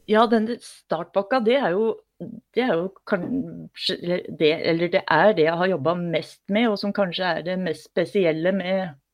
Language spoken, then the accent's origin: Norwegian; Oppland, Innlandet, Norway; Jeg har vokst opp i Oppland fylke, altså Gjøvik er hverdagsbyen